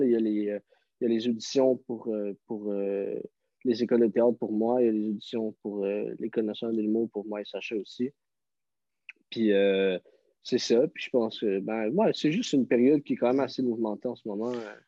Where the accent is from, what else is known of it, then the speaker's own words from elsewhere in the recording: Montreal, Quebec, Canada; je viens de Montréal